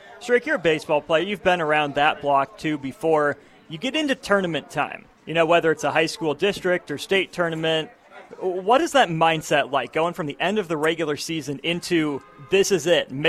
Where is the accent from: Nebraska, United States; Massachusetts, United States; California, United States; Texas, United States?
Nebraska, United States; Lincoln; I'm born and raised in Lincoln.